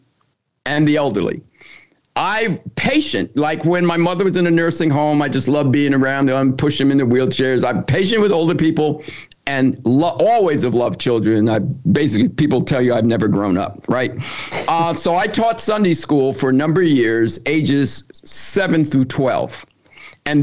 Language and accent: English; New Jersey, United States; moved away as an adult; also born or lived in Ohio; I'm from New Jersey